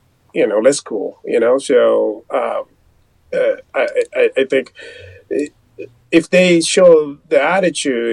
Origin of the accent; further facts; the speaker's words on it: Japan; English is a second language; moved away; I'm from Japan. I didn't speak much, you know, when I moved down here, and I was kind of afraid